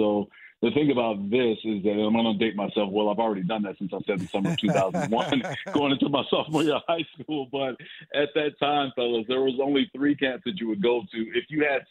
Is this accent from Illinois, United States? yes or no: yes; Chicago, Illinois, United States; I'm from Chicago.